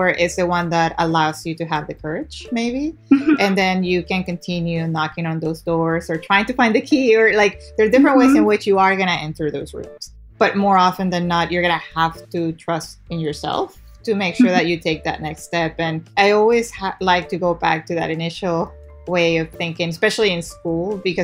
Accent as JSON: {"language": "English", "town": "Guayaquil", "region": "Guayas", "country": "Ecuador", "tie": "born or raised there", "moved": "yes", "lives_now": "United States", "said": "I was born and raised in Guayaquil, Ecuador. I moved here actually to go to school"}